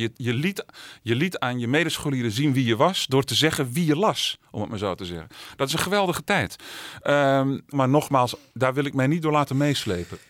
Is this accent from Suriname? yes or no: no; Alkmaar, North Holland, Netherlands; also born or lived in Amsterdam; geboren en opgegroeid in Alkmaar.